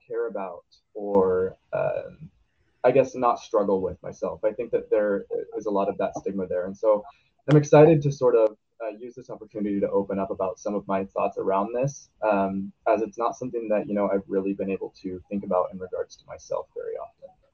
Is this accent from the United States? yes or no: yes; Portland, Oregon, United States; I'm a senior in high school and also in the Portland metro area.